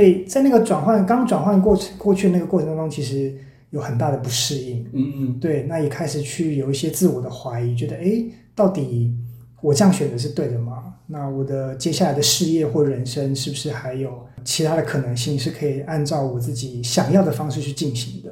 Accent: Taichung, Taiwan; 回到台中，我的故乡

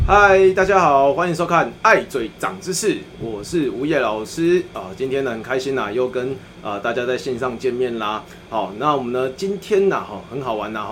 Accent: Tainan, Taiwan; 我们都是台南人

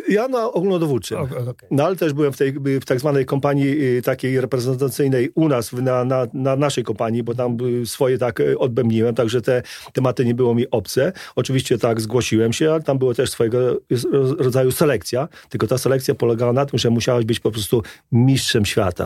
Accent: Trzeszczany, Lublin Voivodeship, Poland; moved away as an adult; also born or lived in Warsaw; dorastałem na ścianie wschodniej w małej miejscowości, niedaleko Chrobieszowa, Trzeszczany

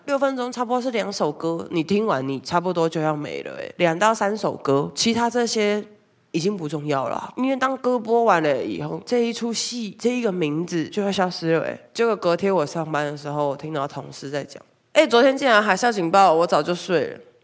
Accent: Taiwan; 而且还有我们台湾人链接待客人的那个口音

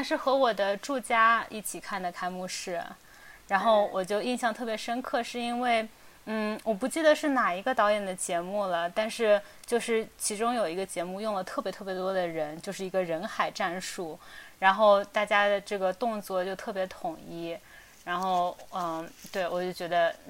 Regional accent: China; moved away as an adult; 尽管我作为一个就土生土长的中国人，但我觉得可能就是去国外读书，然后工作，有的时候用英文

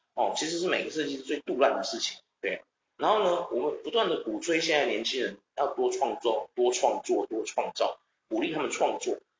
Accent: Taiwan; 我们台湾很多人都会觉得说漂亮有什么用

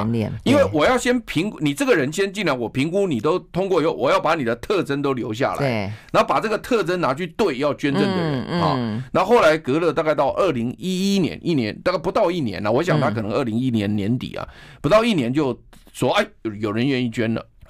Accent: Taiwan; 我们都是台湾人

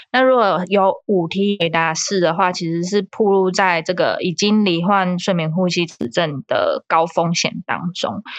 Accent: Taiwan; 我们台湾人

